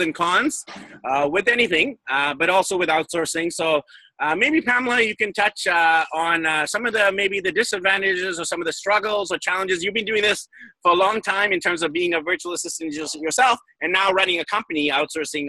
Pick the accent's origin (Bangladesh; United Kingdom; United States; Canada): Canada; Vancouver, British Columbia; now in Philippines; I'm from Vancouver